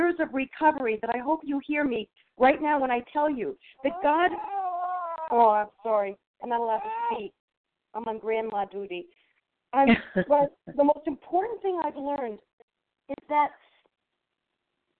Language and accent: English; New York, United States; I'm from New York, and I'm in New York